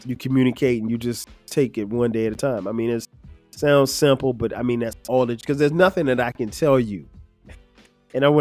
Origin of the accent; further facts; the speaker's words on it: Florence, South Carolina, United States; moved away; went back to my hometown, Florence, South Carolina, got a chance to experience homecoming at Wilson High School